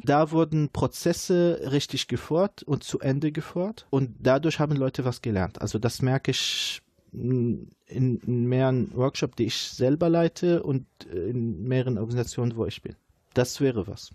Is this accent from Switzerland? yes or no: no; Syria; German is a second language; moved away as an adult; now in Dortmund, Germany; In meinem Heimatland